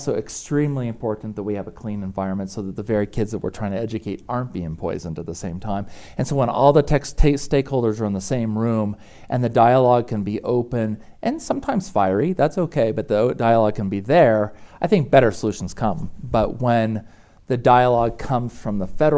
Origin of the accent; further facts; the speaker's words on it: Jackson, Wyoming, United States; I grew up in Jackson Hole, so I'm very blessed to have been right underneath the Grand Tetons